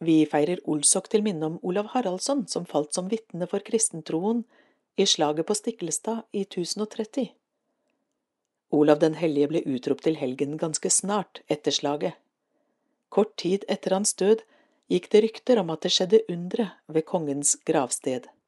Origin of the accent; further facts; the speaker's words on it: Råde, Østfold, Norway; Jeg vokste opp i Råde, med søndagsskole på Furuly menighetssenter, og med en naturlig tilknytning til Den norske kirke gjennom barnekor og andre aktiviteter for barn.